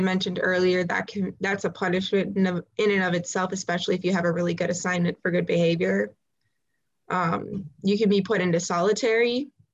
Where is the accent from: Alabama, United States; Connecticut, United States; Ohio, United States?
Ohio, United States; I'm from Ohio